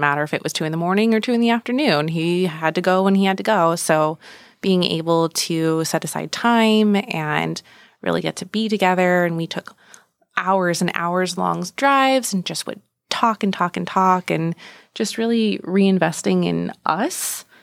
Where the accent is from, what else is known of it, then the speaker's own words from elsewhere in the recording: San Francisco Bay Area, California, United States; moved away as an adult; now in Gilbert, United States; we grew up in the San Francisco Bay Area